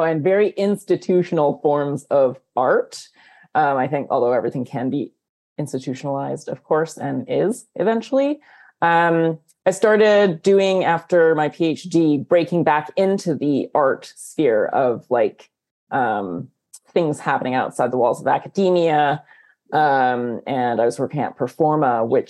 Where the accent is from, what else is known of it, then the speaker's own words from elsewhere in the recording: Canada; I am Chinese Canadian